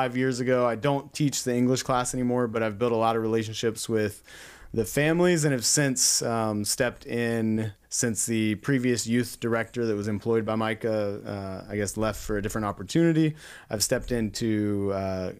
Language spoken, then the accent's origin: English; Charlotte, North Carolina, United States; moved away as an adult; also born or lived in Florida; now in California, United States; I grew up in Charlotte and, you know, it's a city, but I grew up in the outskirts